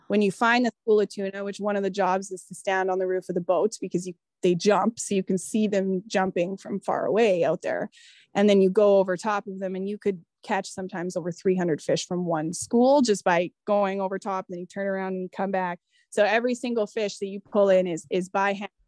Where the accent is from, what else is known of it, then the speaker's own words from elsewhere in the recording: Manitoba, Canada; moved away; I'm coming from Manitoba